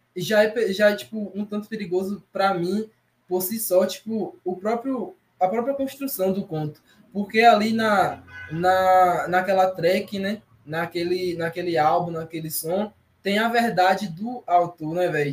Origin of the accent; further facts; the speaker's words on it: Itarana, Brazil; also born or lived in Feira de Santana; aqui em Itarana, por exemplo, na minha cidade natal onde eu tô aqui